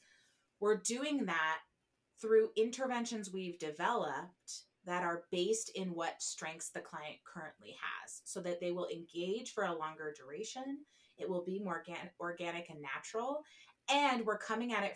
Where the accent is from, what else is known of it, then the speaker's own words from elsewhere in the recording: New Jersey, United States; I'm from New Jersey. We use all lanes.